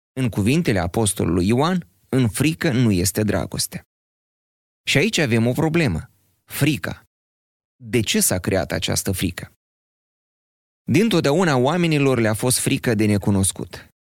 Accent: Moldova; noi, moldovenii

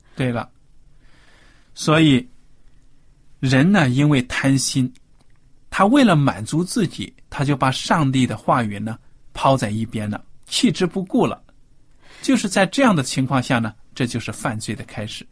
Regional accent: China; 我们中国人

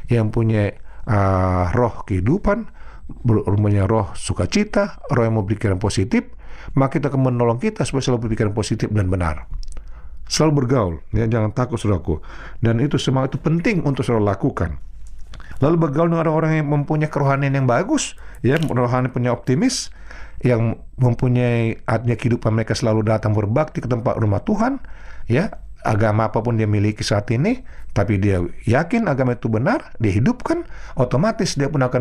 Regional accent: North Sumatra, Indonesia; accent: Batak; sederhana saja saya sebagai seorang putra Batak ya pada waktu saya menjadi kota eh, kota Batak atau tanah kelahiran saya logat Batak itu sangat kental sekali

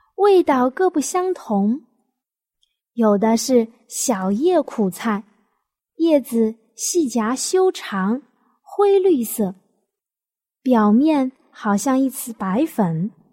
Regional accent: Jiangnan, China; 我们江南人的饮食习惯

